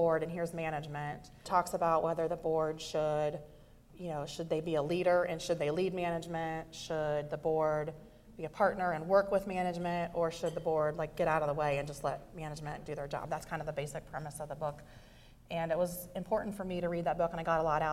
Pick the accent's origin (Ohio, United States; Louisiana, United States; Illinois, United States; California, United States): Ohio, United States; Fredericktown; I grew up in Fredericktown, Ohio, which is a small town